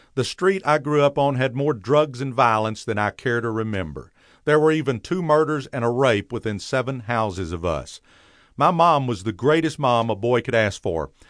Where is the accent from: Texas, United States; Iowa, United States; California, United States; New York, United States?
Texas, United States; Dallas; as a boy growing up in Pleasant Grove